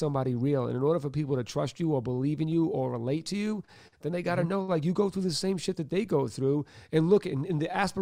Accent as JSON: {"language": "English", "town": "Boston", "region": "Massachusetts", "country": "United States", "said": "I'm white from Boston"}